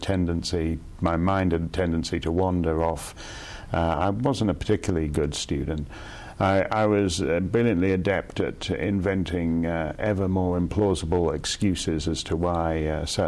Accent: Birmingham, West Midlands, United Kingdom; also born or lived in Toronto, Canada; I was born in Toronto, and I had the bulk of my schooling over in the United Kingdom at King Edward School

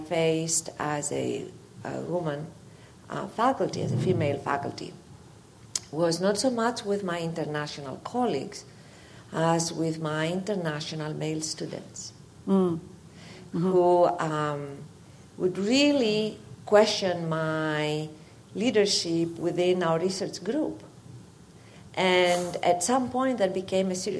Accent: Greece; moved away as an adult; now in United States; When I came from Greece to the U.S.

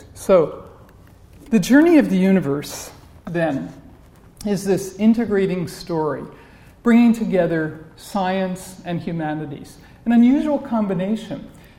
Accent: New York City, New York, United States; I'm a New Yorker.

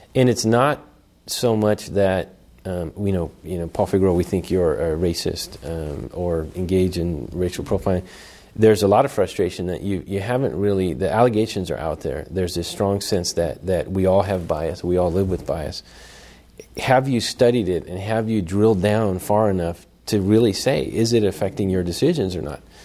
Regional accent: Oakland, California, United States; I'm born and raised in Oakland in the Fruitvale District

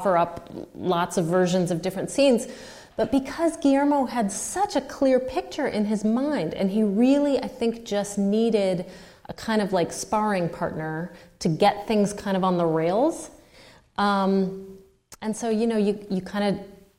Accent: United States; I'm the American

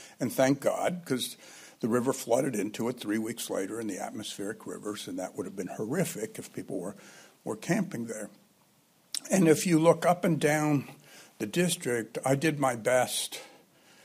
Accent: Santa Cruz, California, United States; my hometown of Santa Cruz

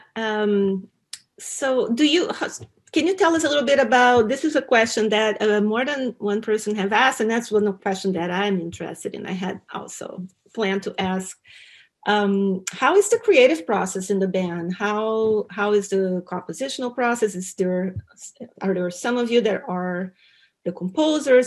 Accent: Brazil; I grew up in Brazil. I'm from Brazil, but my dad is from Bolivia.

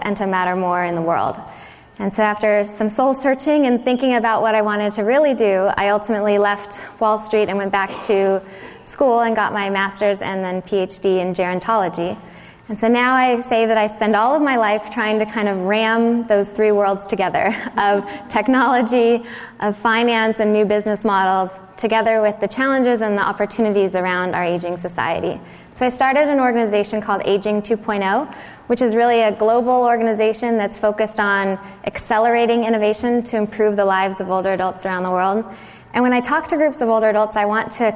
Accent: Southern California, United States; moved away as an adult; also born or lived in Virginia / New York; now in San Diego, United States; I grew up in Southern California, but I actually went to the East Coast for college

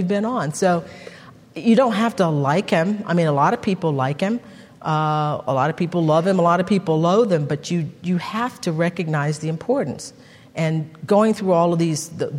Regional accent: Texas, United States; I'm from Texas

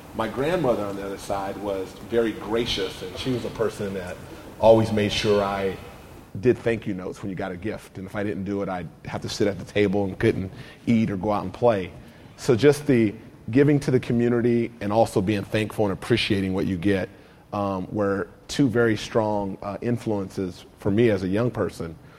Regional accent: United States; I grew up in the Oak Park community, not too far from here

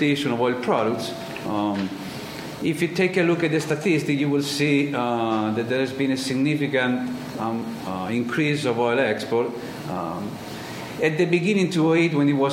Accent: Italy; English is a second language; I was born in Italy, born and raised

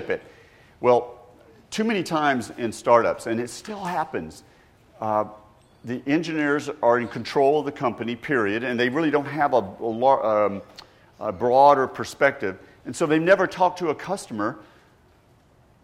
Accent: Georgia, United States; I grew up in Georgia

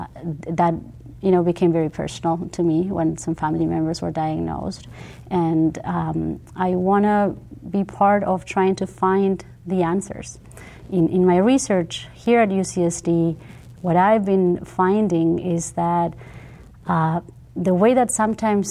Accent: Uruguay; moved away as an adult; now in United States; I'm from Uruguay originally, I'm bilingual. I speak Spanish and English fluently

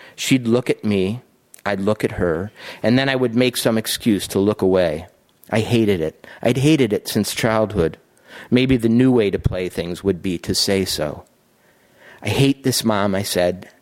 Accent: Montana, United States; I was from Montana

